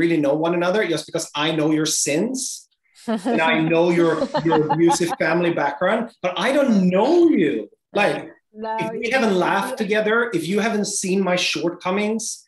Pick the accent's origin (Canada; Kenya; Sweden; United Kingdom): Sweden; I am from Sweden, we are very sexually free country.